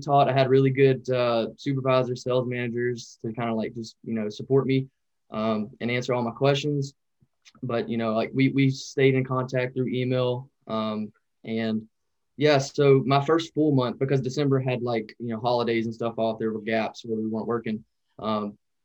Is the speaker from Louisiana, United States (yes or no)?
yes; Louisiana, United States; also born or lived in North Dakota; I was actually working up in North Dakota, and I'm from Louisiana.